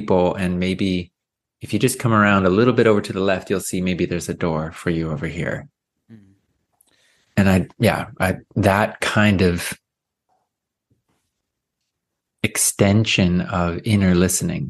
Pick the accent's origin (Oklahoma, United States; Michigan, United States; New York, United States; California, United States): California, United States; Sacramento; I was born in Sacramento